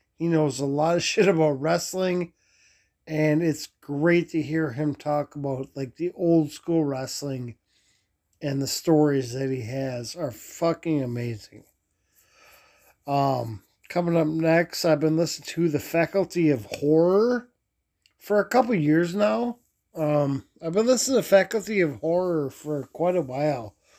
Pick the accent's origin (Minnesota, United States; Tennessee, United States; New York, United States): Minnesota, United States; Minneapolis; I grew up in South Minneapolis